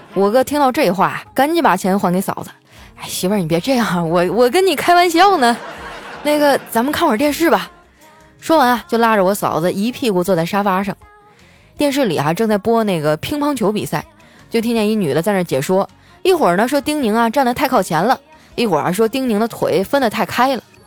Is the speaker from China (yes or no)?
yes; Northeast China, China; 身为一个东北人啊，喝酒我倒是从来没怂过啊